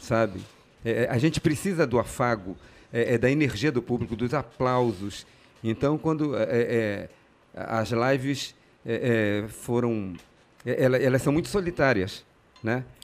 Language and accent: Portuguese; Pará, Brazil; also born or lived in Rio de Janeiro, Brazil; eu nasci no Rio, vim com dois anos de idade, fui criado aqui como todo bom e maravilhoso paraense